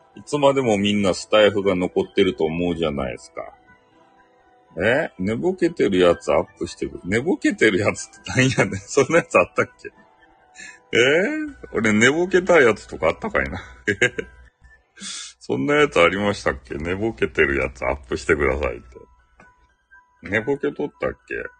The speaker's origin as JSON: {"language": "Japanese", "area": "Hakata", "region": "Fukuoka", "country": "Japan", "accent": "Hakata dialect", "said": "俺の博多弁"}